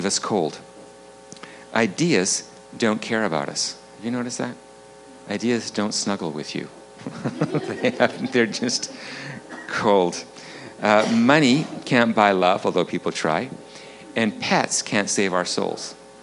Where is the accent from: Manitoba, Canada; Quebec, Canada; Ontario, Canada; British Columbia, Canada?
British Columbia, Canada; Vancouver; I'm from Vancouver, up on the North Shore